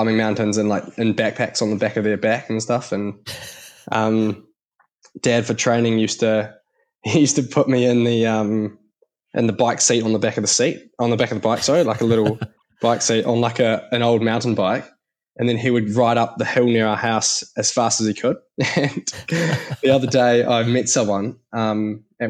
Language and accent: English; Christchurch, Canterbury, New Zealand; I grew up in Canterbury, or Christchurch, New Zealand